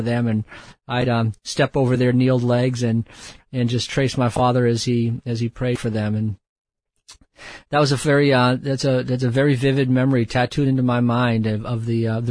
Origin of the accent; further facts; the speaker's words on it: Quincy, Massachusetts, United States; moved away; also born or lived in Bangladesh; I grew up in just south of Boston, Massachusetts, a small city